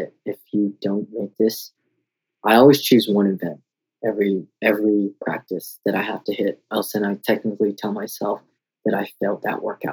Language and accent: English; Denver, Colorado, United States; moved away as an adult; also born or lived in Oklahoma; I would just move back to my hometown in Colorado